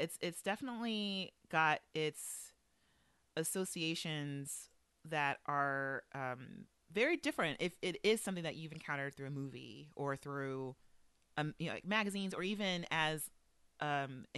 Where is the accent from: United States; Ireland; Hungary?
United States; Los Angeles, California; I'm from Los Angeles, of course. And so I have a very specific association with bandanas that will be with me until the day I die. And it is specifically gang related. So I grew up in a neighborhood that was affiliated with a gang